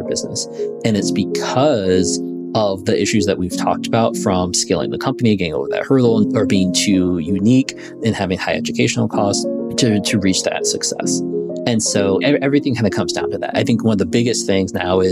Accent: Chicago, Illinois, United States; I was born in Chicago, Illinois, in the city there, and spent most of my life being raised

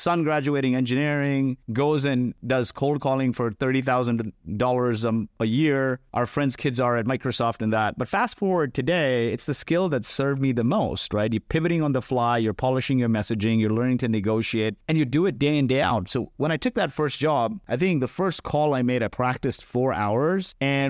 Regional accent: Kuwait; born there; also born or lived in India; So I was born in Kuwait. My parents are from India and they weren't really educated.

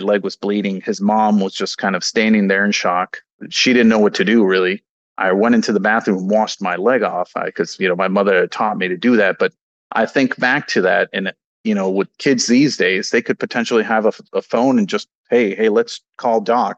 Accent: Mexico; You know, I come from Mexico. The healthcare system is very different there.

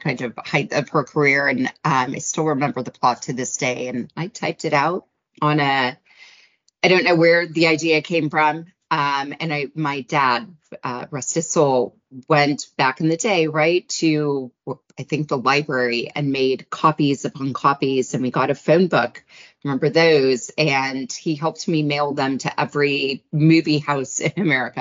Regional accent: United States; as an American

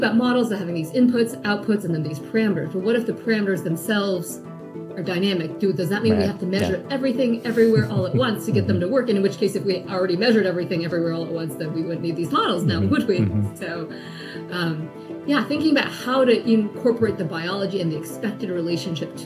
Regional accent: Phoenix, Arizona, United States; moved away as an adult; also born or lived in New York City; I'm from Arizona, from Phoenix, and I couldn't wait to get out of the state.

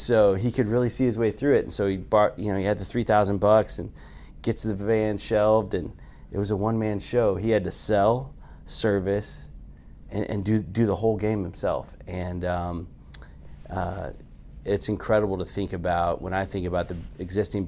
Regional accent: Carrollton, Texas, United States; I grew up in Carrollton

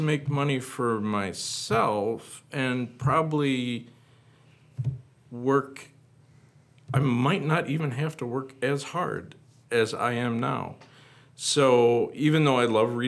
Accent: Wisconsin Rapids, Wisconsin, United States; moved away; I'm from Rapids. And I hope to come back there soon to move

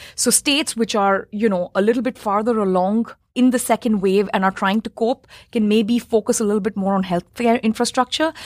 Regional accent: New Delhi, Delhi, India; moved away; I grew up in New Delhi

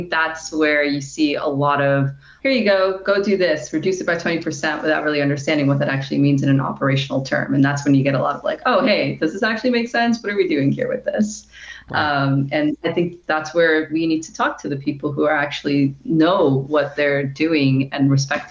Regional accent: New York, United States; I'm originally from New York

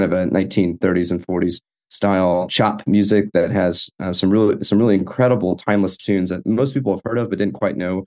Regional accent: Fort Worth, Texas, United States; I grew up here in Fort Worth, where I'm a professor

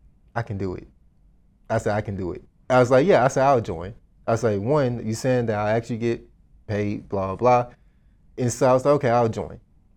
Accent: Dallas, Texas, United States; I grew up in Dallas, but I grew up in a part of town where my godmother, she didn't want me out there.

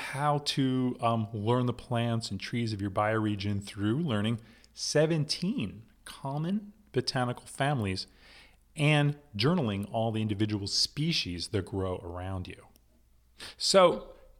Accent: New Jersey, United States; moved away; I'm from Jersey

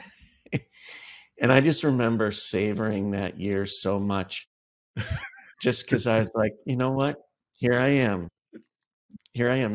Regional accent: Cleveland, Ohio, United States; moved away; also born or lived in Chicago; I moved back to my hometown of Cleveland, Ohio

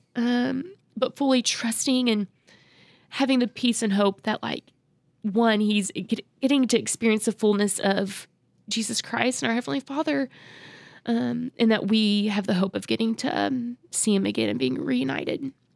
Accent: Oklahoma, United States; grew up in Oklahoma

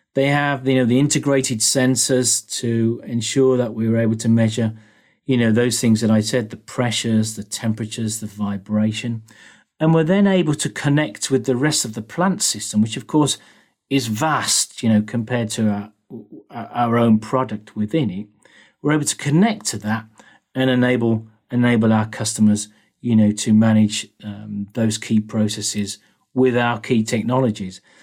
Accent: United Kingdom; moved away; also born or lived in Germany / Sweden / United States; as you can probably hear, I'm a Brit.

